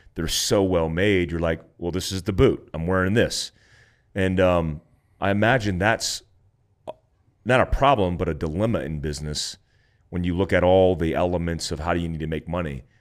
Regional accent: Florida, United States; also born or lived in California; me growing up in Florida, born in Cali, growing up in Florida, like I grew up in flip flops.

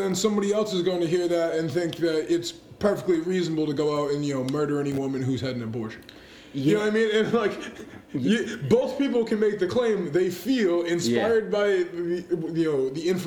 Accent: North Shore, Massachusetts, United States; Massachusetts, born and bred

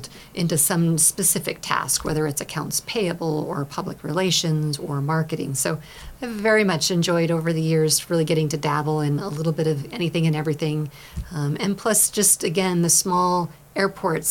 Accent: Willamette Valley, Oregon, United States; moved away as an adult; also born or lived in Portland, Oregon; now in Klamath Falls, United States; I grew up in the Willamette Valley on the wet side of the state

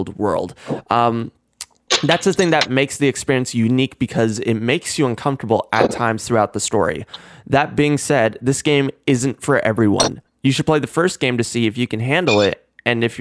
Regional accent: United States; I'm American.

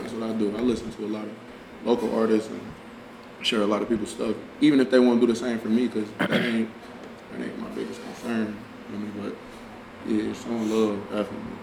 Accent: Cincinnati, Ohio, United States; we was born in Cincinnati.

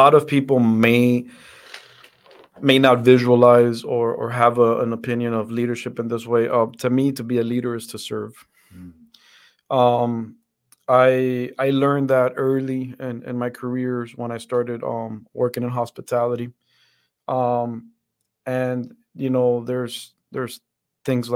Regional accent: Dominican Republic; also born or lived in Fort Benning, Georgia, United States; now in United States; I grew up in the Dominican Republic. That's where my family is from.

